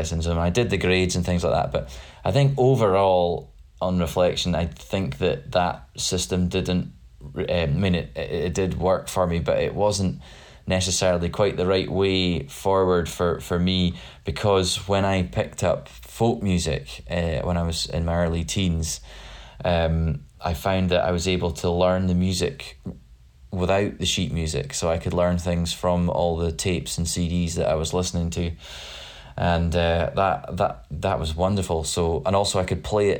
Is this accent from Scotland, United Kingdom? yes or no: yes; Badenoch and Strathspey, Highlands of Scotland, United Kingdom; I'm a Scottish folk composer, and I come from the Highlands of Scotland. I come from a place called Badenoch and Straths Bay